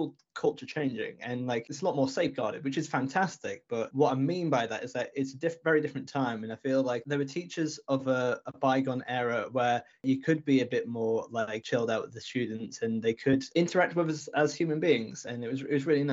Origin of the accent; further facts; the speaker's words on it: Brompton-on-Swale, Yorkshire and the Humber, United Kingdom; also born or lived in Canterbury, Kent; I grew up in Brompton-on-Swale, which is just outside Richmondshire. And for anyone who is listening internationally, it's in the northeast of England